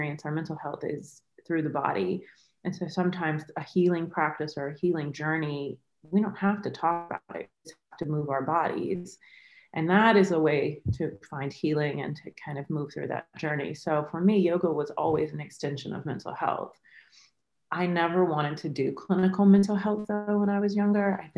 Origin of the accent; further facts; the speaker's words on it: the South, United States; moved away as an adult; also born or lived in Florida / Mississippi / South Florida; now in New York, United States; I grew up in the South, like between North Florida and Mississippi